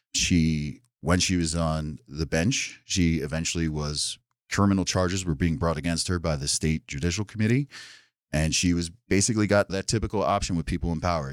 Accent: New Jersey, United States; also born or lived in New York City, United States; now in Sullivan County, New York, United States; I'm originally from South Jersey, right outside Philadelphia

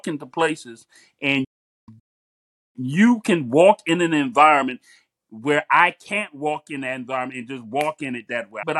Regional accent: Miami, Florida, United States; the environment that I come from Miami

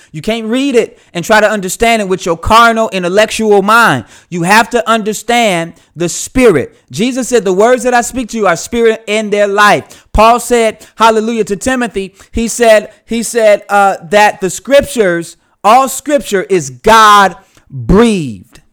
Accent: United States; I'm from the United States.

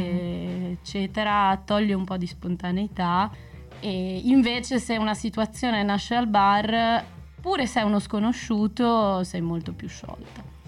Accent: Bologna, Emilia-Romagna, Italy; moved away as an adult; now in Brussels, Belgium; prima abitavo a Bologna sono di Bologna

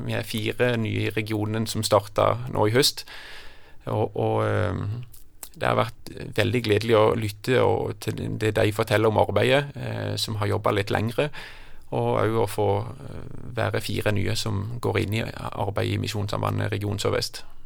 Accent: Kristiansand, Agder, Norway; moved away; also born or lived in Jæren; Jeg hadde noen veldig gode år i oppveksten på Flekkerøy.

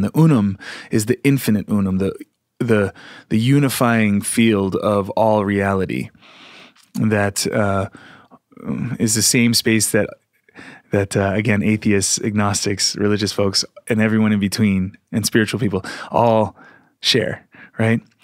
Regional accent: Philadelphia, Pennsylvania, United States; moved away; also born or lived in Sedona / San Francisco; I came from Philly area where it was much more kind of straight and narrow sort of, uh, mindset

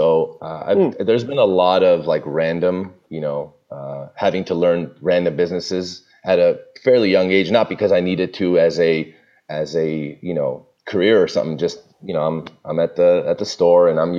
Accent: Burbank, California, United States; now in Toluca Lake, United States; I don't live in Glendale. I'm in Toluca Lake. I grew up in Burbank, which is right next door.

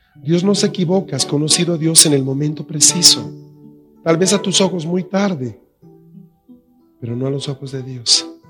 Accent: La Paz, Bolivia; en La Paz tenemos buen agua

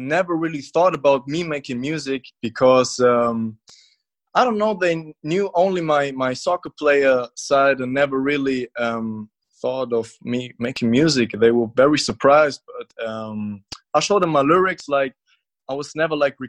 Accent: Munich, Bavaria, Germany; I'm from Munich, Germany

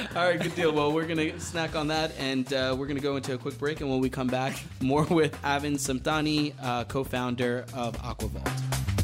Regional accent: New York, United States; I'm a New Yorker

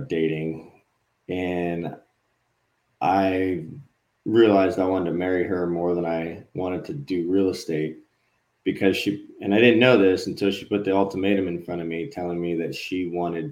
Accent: Hawaii, United States; I grew up in Hawaii

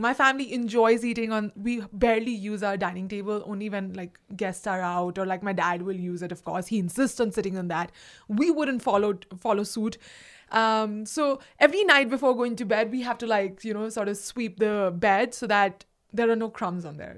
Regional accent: India; English is a second language; moved away as an adult; now in United States; I am so direct as an Indian

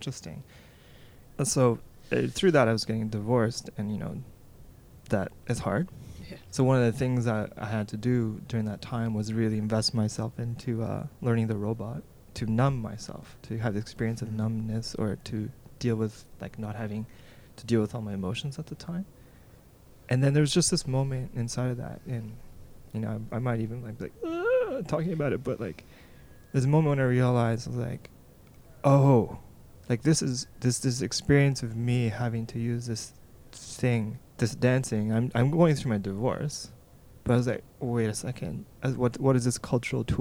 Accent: Toronto, Ontario, Canada; I grew up in Toronto

